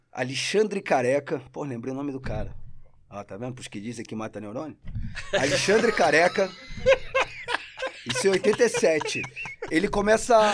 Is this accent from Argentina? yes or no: yes; Argentina; Portuguese is a second language; now in Brazil; Você, porque os caras veem meu sotaque e falam assim: você é carioca? Aí eu falo, não, eu sou argentino.